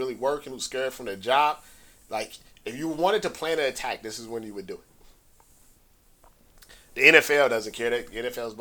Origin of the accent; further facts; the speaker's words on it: Midwest, United States; now in California, United States; I'm from the Midwest.